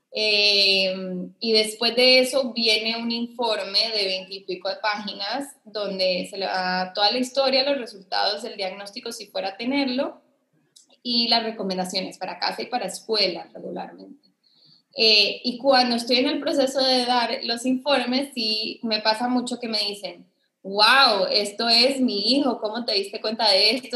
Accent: Costa Rica; also born or lived in Colombia; yo soy de Costa Rica

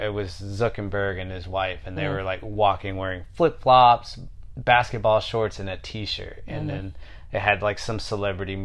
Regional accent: Houston, Texas, United States; being from Houston

